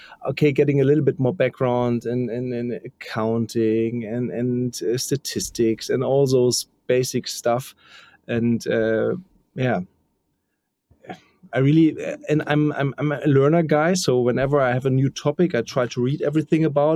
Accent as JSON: {"language": "English", "country": "Germany", "tie": "born or raised there", "lives_now": "Hamburg, Germany", "said": "I live in Hamburg and also grow up quite near to Hamburg"}